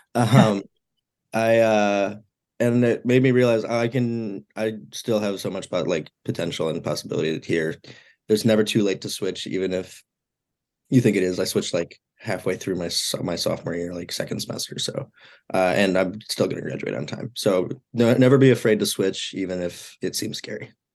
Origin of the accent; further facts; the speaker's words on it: Mount Prospect, Illinois, United States; moved away as an adult; now in Iowa City, United States; I am from Mount Prospect, Illinois, one of the northwest suburbs